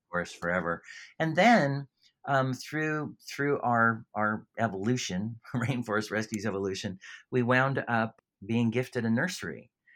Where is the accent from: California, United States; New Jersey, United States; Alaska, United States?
California, United States; moved away as an adult; now in Australia; I'm from California, and, uh, I can't, I can't shake the accent